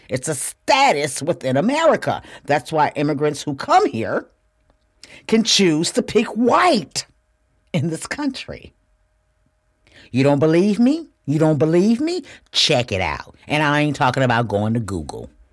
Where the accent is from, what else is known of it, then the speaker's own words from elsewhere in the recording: Flint, Michigan, United States; moved away as an adult; also born or lived in Houston, Texas; I'm from Flint, Michigan.